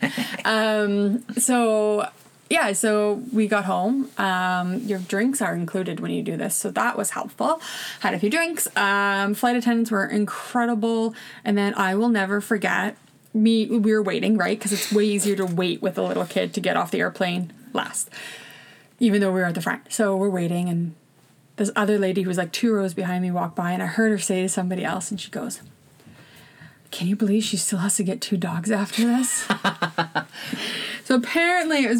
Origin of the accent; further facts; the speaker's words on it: Ontario, Canada; moved away as an adult; also born or lived in Saskatchewan; we're from Ontario originally, we were living in Saskatchewan